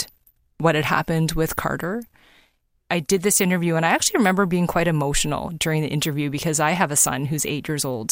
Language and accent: English; Toronto, Ontario, Canada; born or raised there; now in British Columbia, Canada